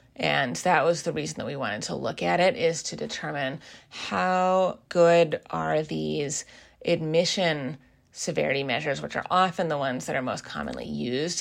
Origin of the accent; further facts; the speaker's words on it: Seattle, Washington, United States; moved away as an adult; also born or lived in East Coast of the US; I am originally from the Seattle area